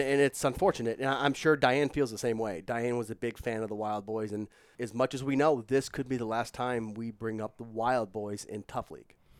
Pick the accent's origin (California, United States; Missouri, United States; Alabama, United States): Missouri, United States; St. Louis; it's my hometown